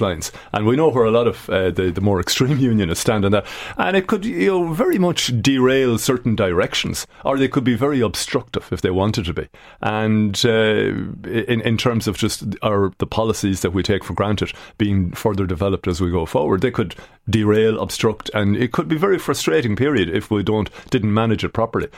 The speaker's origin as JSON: {"language": "English", "country": "Ireland"}